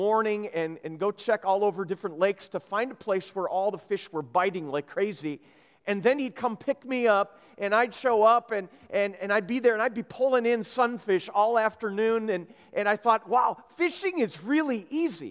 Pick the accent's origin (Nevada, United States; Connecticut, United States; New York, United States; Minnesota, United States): Minnesota, United States; I grew up in Minnesota